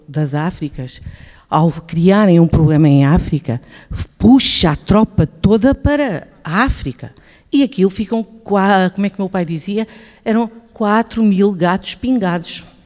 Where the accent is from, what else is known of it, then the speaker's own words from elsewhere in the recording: Goa, India; moved away; Eu nasci em Goa e meu pai era chefe de esquadra de Quepem